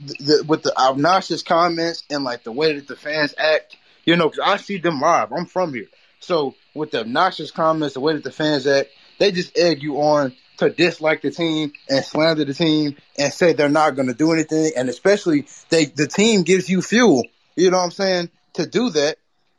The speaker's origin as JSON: {"language": "English", "region": "Texas", "country": "United States", "said": "I'm from Texas. So, like, I just like the Steelers more, but I always did catch a Cowboys game"}